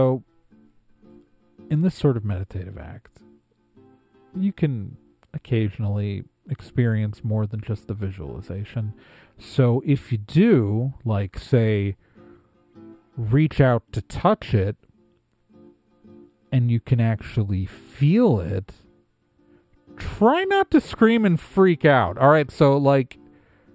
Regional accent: Wisconsin, United States; I'm from Wisconsin

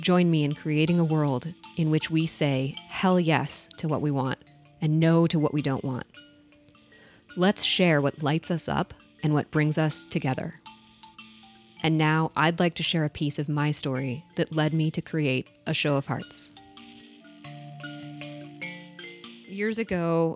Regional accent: Boulder, Colorado, United States; moved away; back to Boulder, which was my hometown

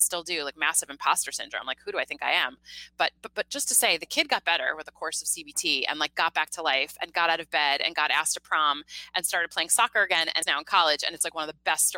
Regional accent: Mamaroneck, New York, United States; I'm from about 20 minutes north of the Bronx.

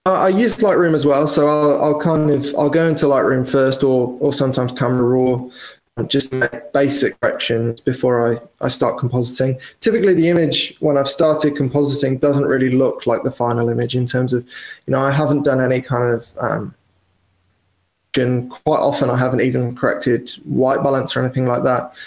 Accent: Wales, United Kingdom; moved away as an adult; also born or lived in London; I grew up in Wales, which is probably, as the crow flies, 250 miles from London.

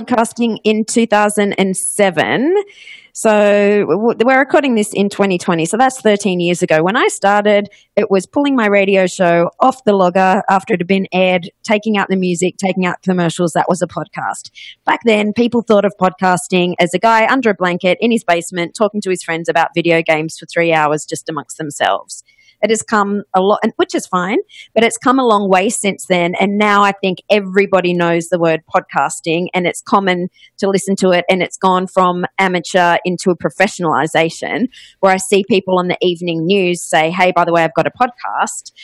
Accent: Australia; accent: Australian; moved away as an adult; also born or lived in Ohio, United States / Los Angeles, United States; you might notice by my accent, I am Australian, but I actually went to college in Ohio

